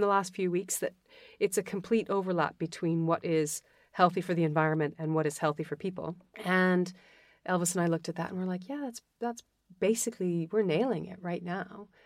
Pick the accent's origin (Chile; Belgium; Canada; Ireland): Canada; Western Canada; moved away; I was born in Western Canada. I had an amazing education, an unbelievable family